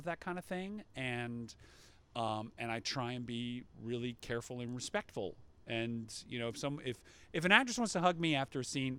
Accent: Atlanta, Georgia, United States; I'm a Jew from the Atlanta suburbs, and I practically rushed the stage.

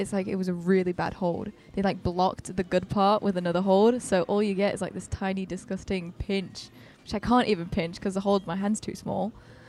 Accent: German-speaking Switzerland, Switzerland; born there; So I was born in Switzerland, in the Swiss-German part. So I've got a Swiss passport.

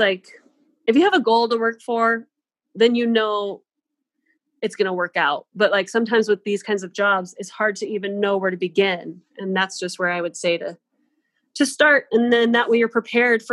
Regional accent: Coeur d'Alene, Idaho, United States; I grew up in Idaho

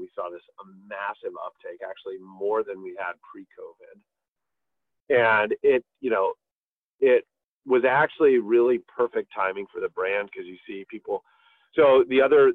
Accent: Midwest, United States; I grew up in the Midwest

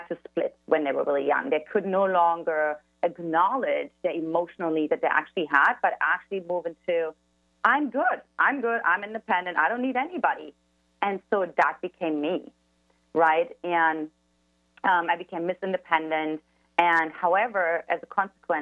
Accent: eastern Germany, Germany; English is a second language; now in San Diego, United States; as the listeners can already detect from my accent, I'm originally from Eastern Germany, and I grew up in an emotionally absent household

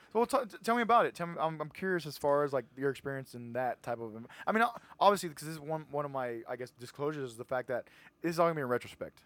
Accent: Edinburg, Texas, United States; I'm from Edinburgh, so I went to Edinburgh High School

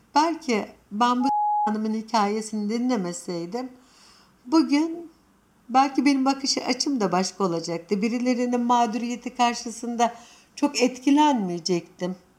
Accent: Anatolia, Turkey; Sonuçta biz Anadolu'da yetiştik.

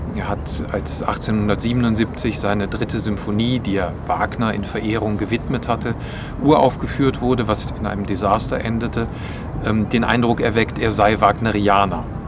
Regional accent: Bonn, North Rhine-Westphalia, Germany; also born or lived in Hamburg; now in Linz, Austria; aus meiner Heimatstadt, nämlich aus Bonn

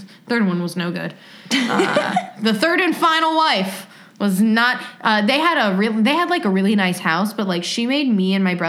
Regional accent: Australia; I'm an Australian, but I have family in the States.

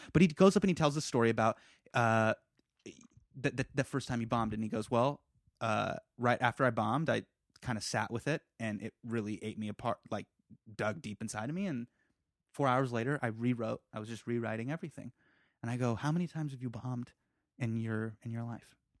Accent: United States; we're from America

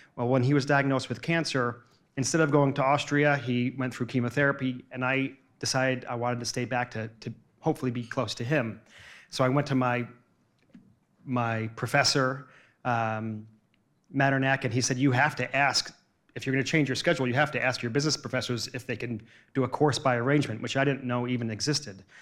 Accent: New Jersey, United States; also born or lived in New York City; I grew up in New Jersey and, and worked in Manhattan

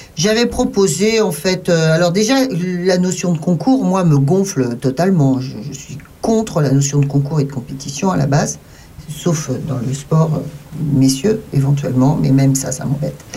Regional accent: France; Nous, chez nous en France

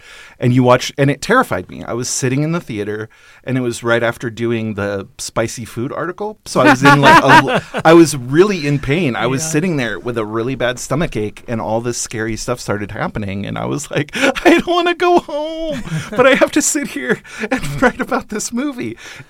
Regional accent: Paradise, California, United States; born there; also born or lived in Alaska; A little bit, yeah. I was on and off in Alaska for a while. I was born in Northern California in Paradise, actually

